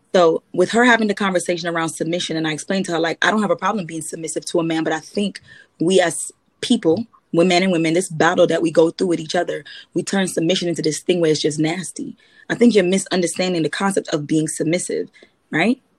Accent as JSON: {"language": "English", "country": "Trinidad & Tobago", "said": "I'm a Trinidadian"}